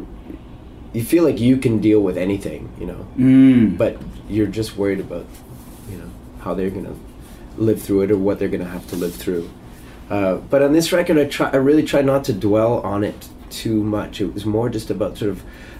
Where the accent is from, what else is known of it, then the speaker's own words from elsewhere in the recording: Canada; as a Canadian kid